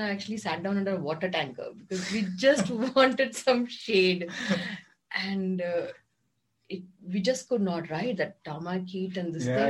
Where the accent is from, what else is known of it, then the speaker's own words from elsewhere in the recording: Kerala, India; now in Bangalore, India; And because I'm from Kerala